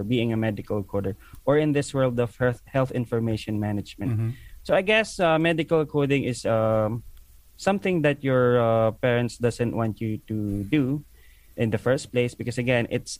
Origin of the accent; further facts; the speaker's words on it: Philippines; moved away as an adult; now in Abu Dhabi, United Arab Emirates; I'm from the Philippines.